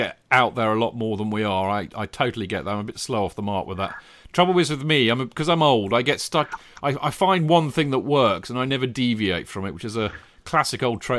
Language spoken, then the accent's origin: English; London, United Kingdom; One, maybe it's because I'm a Londoner.